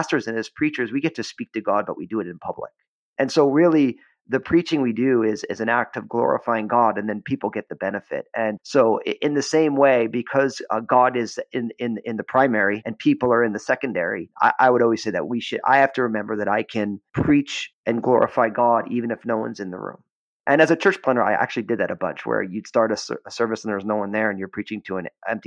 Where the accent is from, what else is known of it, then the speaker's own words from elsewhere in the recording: New Jersey, United States; moved away; also born or lived in San Francisco Bay Area; I had been church planting in my home state of New Jersey